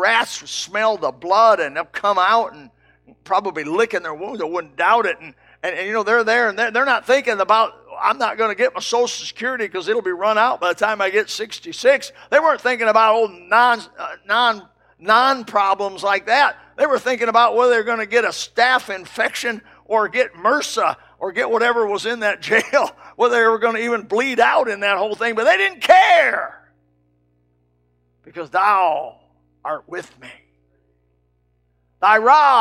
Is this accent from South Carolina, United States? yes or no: no; Indiana, United States; my home state, Indiana